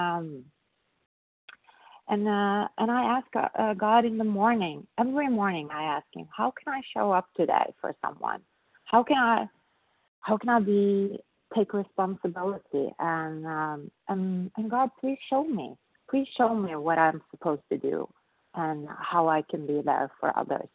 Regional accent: Norway; I'm from Norway

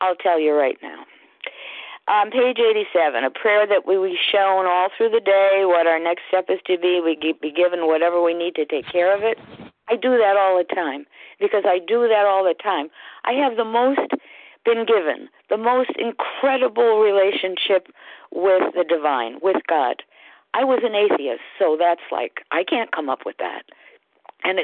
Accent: Connecticut, United States; I'm from Connecticut

